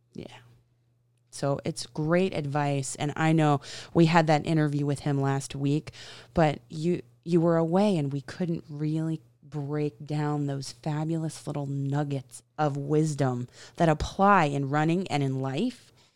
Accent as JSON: {"language": "English", "region": "the South", "country": "United States", "said": "I am a Southern girl"}